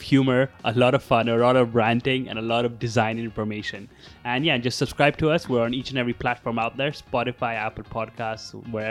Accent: Moscow, Russia; also born or lived in India; now in Madrid, Spain; I'm originally from India and I was born in India, but I lived my whole life in Moscow, Russia.

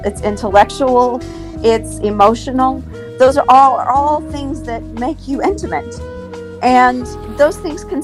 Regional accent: Houston, Texas, United States; I am from Houston, Texas

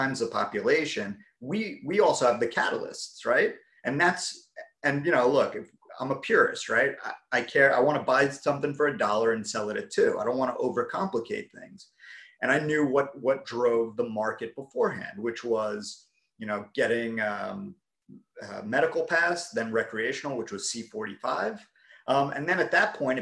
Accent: New York City, New York, United States; moved away; I'm from Brooklyn originally

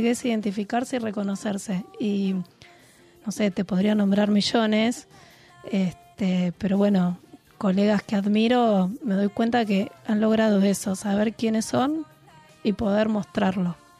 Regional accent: Buenos Aires, Argentina; yo soy de la ciudad, soy de Buenos Aires, soy sibarita.

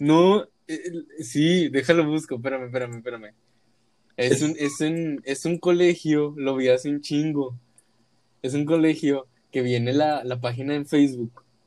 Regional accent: Monterrey, Nuevo León, Mexico; somos de aquí de Monterrey

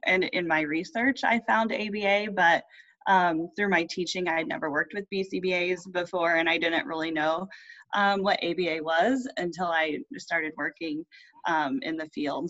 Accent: Indiana, United States; I am from Indiana.

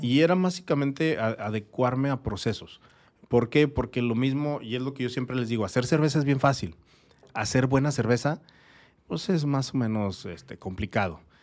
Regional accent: Torreón, Coahuila, Mexico; moved away as an adult; also born or lived in Sierra de Chihuahua; now in Tijuana, Mexico; yo no soy de aquí, yo soy de Torreón, Coahuila. Pero mucho tiempo en mi niñez estuve ahí en, en la Sierra de Chihuahua

